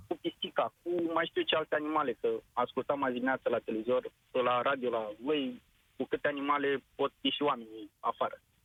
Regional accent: Slobozia, Ialomița County, Romania; Eu sunt din Slobozia și lucrez, uh, de fapt, uh, în distribuție pe călăraș

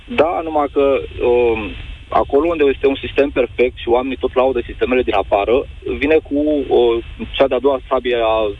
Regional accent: Romania; eu sunt român 100%, mi-am căutat arborele genealogic

